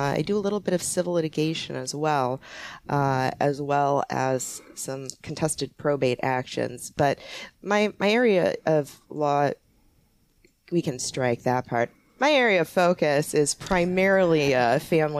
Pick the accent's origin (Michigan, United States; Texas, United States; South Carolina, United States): Michigan, United States; Upper Peninsula of; moved away; I'm originally from the Upper Peninsula of Michigan.